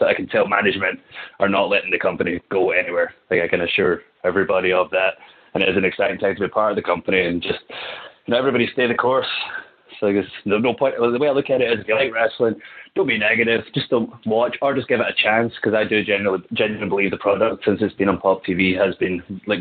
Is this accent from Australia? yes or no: no; Kilmarnock, Scotland, United Kingdom; moved away as an adult; now in United States; I'll be live from from Kilmarnock, Scotland